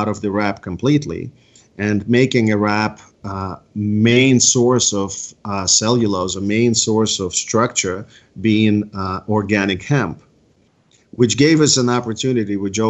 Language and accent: English; East Coast, United States; I'm from the East Coast